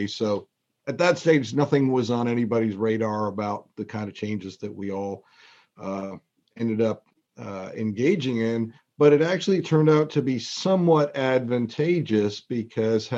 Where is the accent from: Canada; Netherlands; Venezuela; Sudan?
Canada; Toronto, Ontario; moved away as an adult; also born or lived in North Carolina; now in Lexington, United States; I grew up in Toronto, Canada